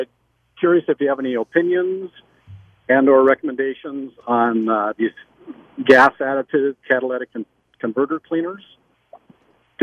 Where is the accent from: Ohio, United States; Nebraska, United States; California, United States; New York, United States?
Nebraska, United States; Omaha; I'm actually from Omaha.